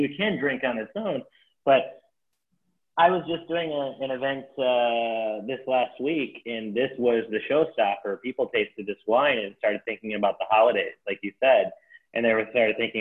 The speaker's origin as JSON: {"language": "English", "region": "Michigan", "country": "United States", "tie": "born or raised there", "also_born_or_lived": "Chicago", "moved": "as an adult", "lives_now": "San Rafael, United States", "said": "When I grew up in Michigan, spent 18 years there, and then I spent 2 years in Chicago"}